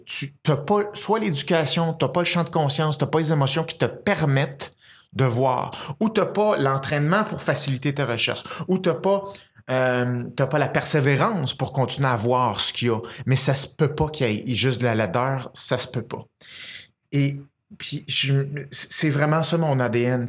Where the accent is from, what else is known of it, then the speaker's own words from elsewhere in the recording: Saint-Basile-le-Grand, Quebec, Canada; je suis né à Saint-Basile-le-Grand, puis mes, parents construisaient des maisons là